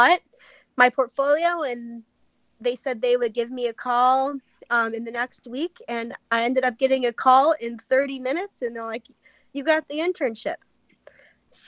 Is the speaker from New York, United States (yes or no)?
yes; Elmira, New York, United States; moved away as an adult; now in Richmond, United States; I'm from Elmira, New York. So I'm from upstate New York